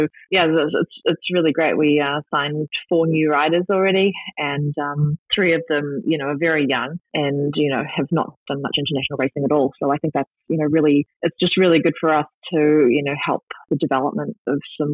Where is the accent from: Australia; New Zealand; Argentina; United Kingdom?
New Zealand; Christchurch, Canterbury; now in North America; Christchurch, you know, in my hometown